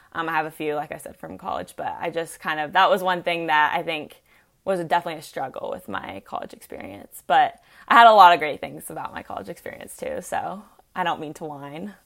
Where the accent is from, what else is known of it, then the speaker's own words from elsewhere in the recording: Chattanooga, Tennessee, United States; also born or lived in Georgia; I'm from Chattanooga